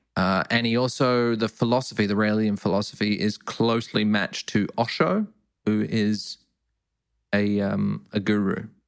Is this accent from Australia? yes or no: yes; Perth, Western Australia, Australia; I grew up in Perth, we had a big brethren